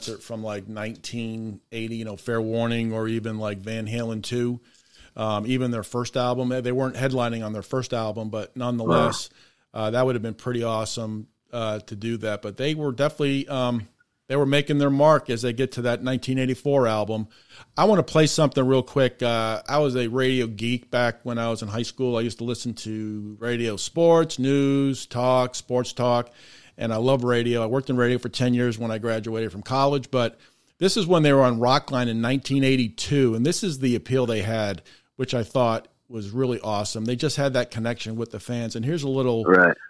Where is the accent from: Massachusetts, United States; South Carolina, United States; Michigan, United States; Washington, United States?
Massachusetts, United States; Boston; now in Memphis, United States; we're from the Boston area, and I'm down here in Memphis